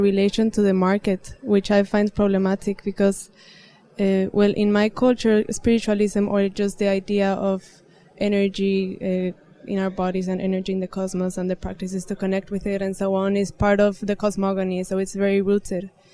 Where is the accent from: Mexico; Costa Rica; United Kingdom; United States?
Mexico; moved away; I'm from Mexico